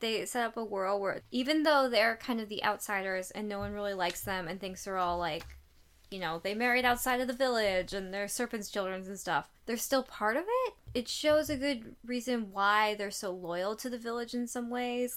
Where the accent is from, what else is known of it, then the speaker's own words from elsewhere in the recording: United States; I am American